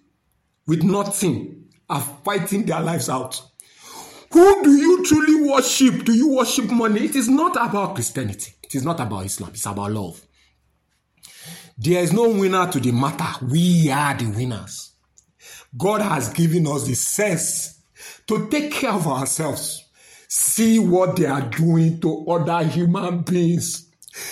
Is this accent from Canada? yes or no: no; Nigeria; I'm a Nigerian